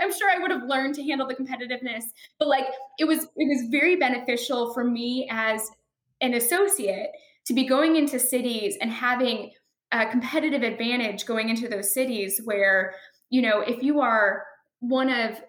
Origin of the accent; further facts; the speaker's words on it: Chicago, Illinois, United States; I am from Chicago. I'm from the Midwest